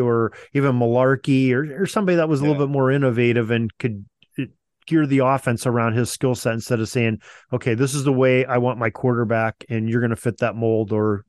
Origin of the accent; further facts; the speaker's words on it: Edinboro, Pennsylvania, United States; moved away as an adult; now in Erie, United States; I live in Erie, Pennsylvania, and my hometown is actually Edinburgh, Pennsylvania. That's where I went to college.